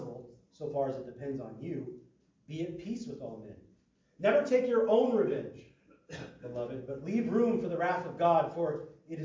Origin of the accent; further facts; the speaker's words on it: Midwest, United States; now in California, United States; I grew up in the Midwest.